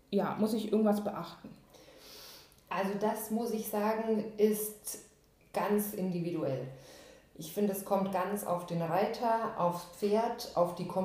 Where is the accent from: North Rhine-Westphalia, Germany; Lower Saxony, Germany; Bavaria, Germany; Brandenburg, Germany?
Bavaria, Germany; Ich komme ursprünglich aus Bayern, reite schon immer Islandpferde und bin jetzt seit drei Jahren selbstständig hier in Niedersachsen